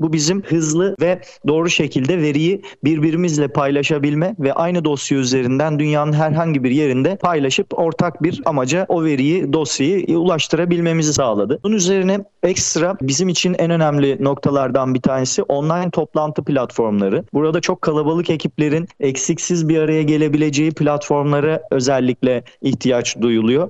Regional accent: Turkey; biz özellikle Türkiye'de yaşayan bir toplum olduğumuz için kültürümüz gereği Akdeniz insanı olarak adlandırıldığımız için

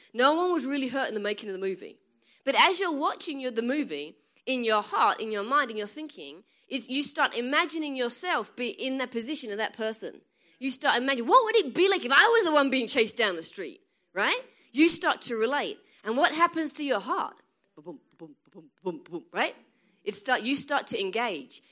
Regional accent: England, United Kingdom; moved away as an adult; now in United States; I'm from England, right? And I've lived in America twelve years. That's why I sound funny

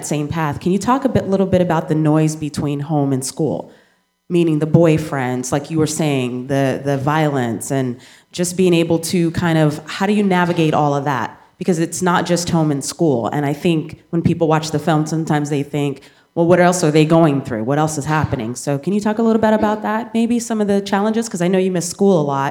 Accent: New Orleans, Louisiana, United States; I was raised in New Orleans and I went to an inner city school.

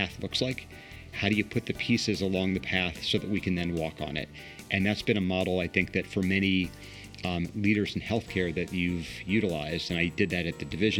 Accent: Washington, District of Columbia, United States; also born or lived in Potomac, Maryland; now in Columbus, United States; I grew up in the Washington, D.C. area. I was born in Northwest D.C., graduated high school in Potomac, Maryland

